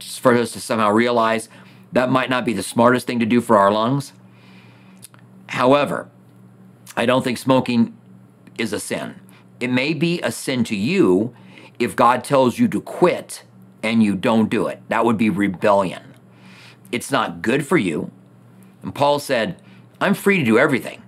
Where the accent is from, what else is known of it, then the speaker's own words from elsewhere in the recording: United States; As an American